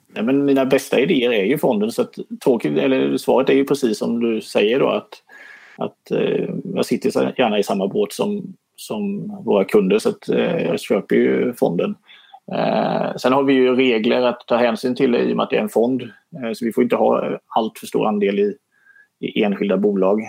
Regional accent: Småland, Sweden; som smålänning

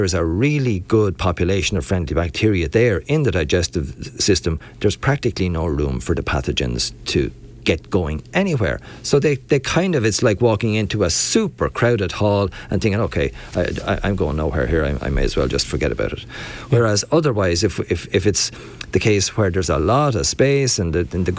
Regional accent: Ballymurn, Leinster, Ireland; I'm from Ballymurn, outside of Enniscorthy

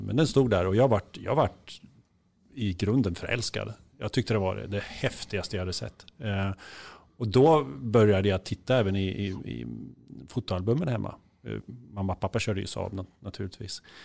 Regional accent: Kisa, Östergötland, Sweden; hemma i Kisa

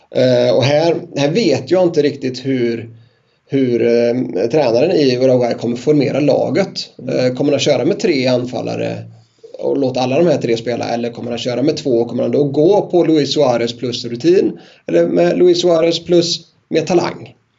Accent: Sweden; vi som är svenskar

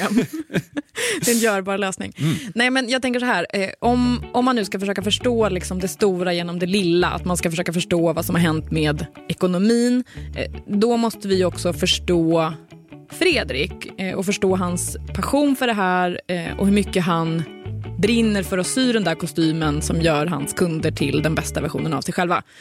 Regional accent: Sweden; inte riktigt jobbat bort de här mjuka danska dena som vi svenskar har så svårt att få till

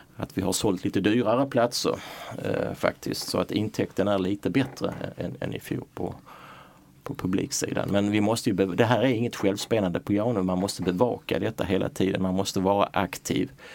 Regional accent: Malmö, Skåne, Sweden; also born or lived in Röstånga / Hör; jag är född i Röstånga för 61 år sedan och eh, uppväxt i, i Hör och Malmö, gått i skola i Malmö

